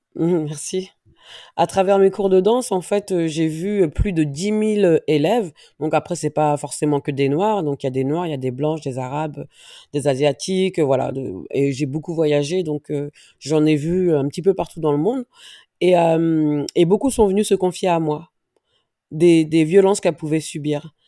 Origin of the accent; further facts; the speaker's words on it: Viry-Châtillon, Île-de-France, France; also born or lived in Dreux / Paris; je suis née à Dreux. 500 km de Paris j'ai grandi en banlieue parisienne, donc entre Viry-Châtillon et Grigny